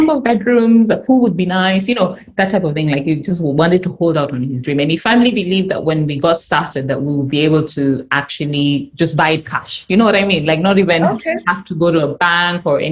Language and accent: English; Kenya; moved away; my home country, Kenya